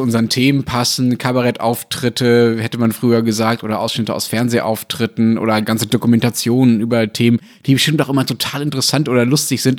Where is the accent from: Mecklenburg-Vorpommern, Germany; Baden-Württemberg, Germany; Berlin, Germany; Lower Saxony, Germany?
Berlin, Germany; als Berliner